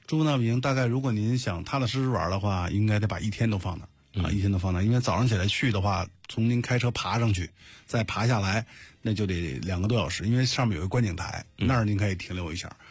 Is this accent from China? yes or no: yes; China; 作为中国人嘛